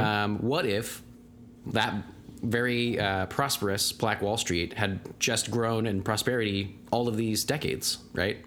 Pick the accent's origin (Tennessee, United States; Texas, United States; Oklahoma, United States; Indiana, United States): Oklahoma, United States; Tulsa; being from Tulsa